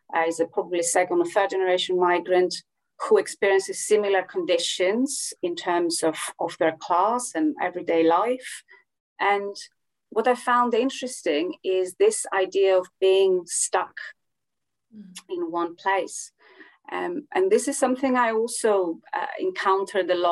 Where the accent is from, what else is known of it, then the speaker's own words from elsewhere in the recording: Greece; I come from Greece